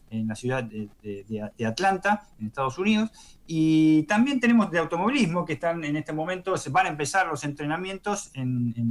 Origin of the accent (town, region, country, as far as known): Argentina